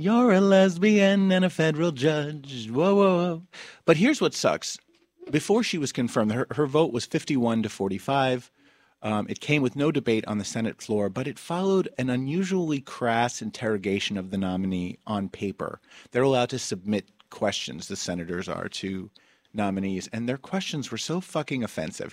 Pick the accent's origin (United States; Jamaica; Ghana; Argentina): United States; New Jersey; my home state of New Jersey